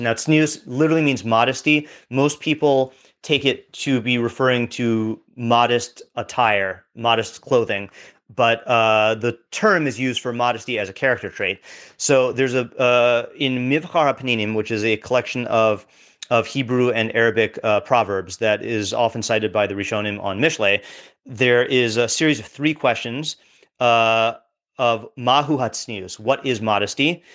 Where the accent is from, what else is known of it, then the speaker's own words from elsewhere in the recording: West Coast, United States; now in New York, United States; I grew up on the West Coast